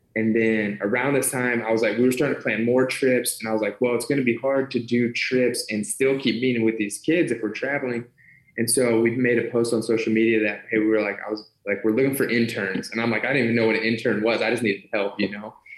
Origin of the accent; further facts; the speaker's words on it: Ohio, United States; born and raised in Ohio